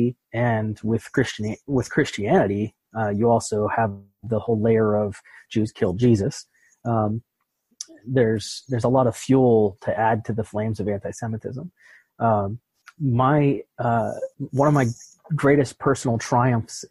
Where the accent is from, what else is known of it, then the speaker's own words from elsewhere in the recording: Pittsburgh, Pennsylvania, United States; moved away; I'm originally from Pittsburgh